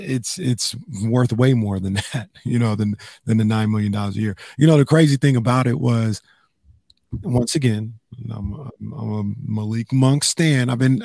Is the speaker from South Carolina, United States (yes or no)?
no; Sacramento, California, United States; also born or lived in Bay Area / Los Angeles; I'm born and raised in Sacramento, lived in the Bay Area, lived in L.A.